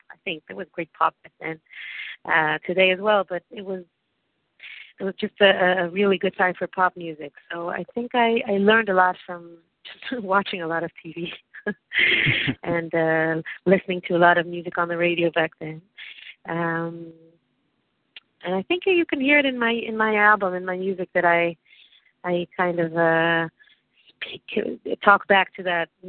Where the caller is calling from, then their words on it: Tel Aviv, Tel Aviv District, Israel; I'm calling from Tel Aviv, actually. From my, I'm on my porch in Tel Aviv, Israel.